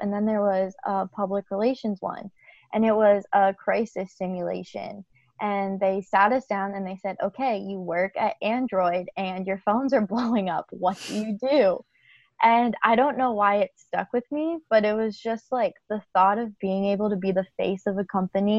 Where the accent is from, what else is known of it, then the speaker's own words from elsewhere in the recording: Pennsylvania, United States; moved away as an adult; I'm from Pennsylvania